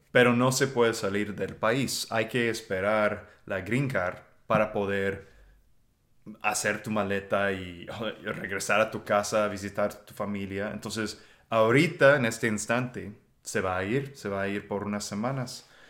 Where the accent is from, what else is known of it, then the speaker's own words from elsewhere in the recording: United States; Spanish is a second language; now in Texas, United States; yo soy un gringo